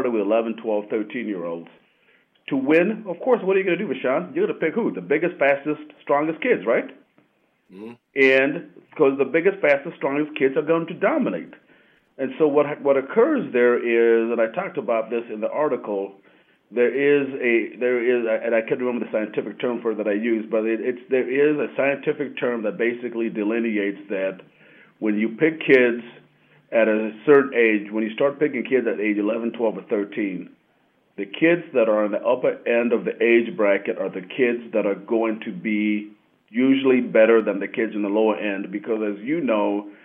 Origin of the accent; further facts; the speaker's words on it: United States; also born or lived in Kenya; Growing up in the United States